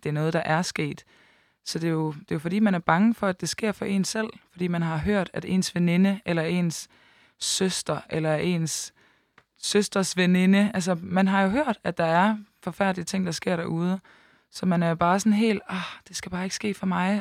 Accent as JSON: {"language": "Danish", "town": "Aalborg", "region": "North Denmark Region", "country": "Denmark", "moved": "as an adult", "lives_now": "Copenhagen, Denmark", "said": "rykket fra Aalborg, hvor jeg kommer fra, og så til København"}